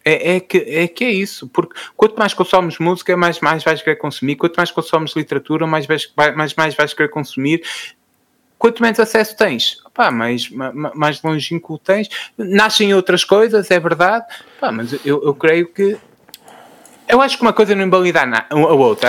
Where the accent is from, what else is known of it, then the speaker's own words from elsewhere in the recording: Fafe, Braga, Portugal; sou de Faf